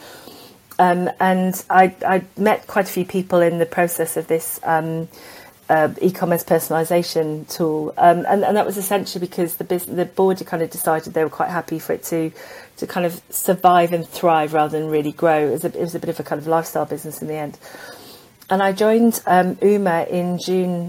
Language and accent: English; South Wales, United Kingdom; I grew up in South Wales